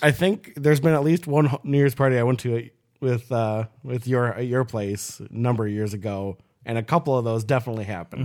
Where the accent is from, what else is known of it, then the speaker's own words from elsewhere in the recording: Minnesota, United States; I was born in Minnesota